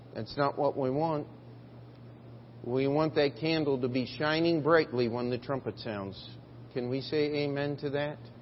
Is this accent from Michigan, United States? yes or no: no; Maryland, United States; the church I grew up in in Maryland